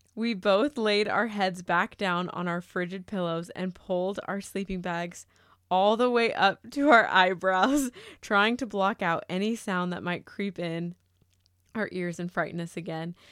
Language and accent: English; Murrieta, California, United States; moved away; I grew up in Marietta, California. That is Southern California, in between L A and San Diego.